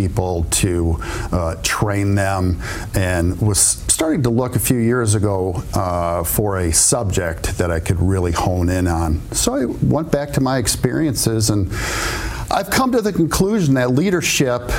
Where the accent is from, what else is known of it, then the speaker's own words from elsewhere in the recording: Royal Oak, Michigan, United States; also born or lived in Mount Pleasant, Michigan; grew up in the area, Royal Oak resident for many, many years, and after growing up in Royal Oak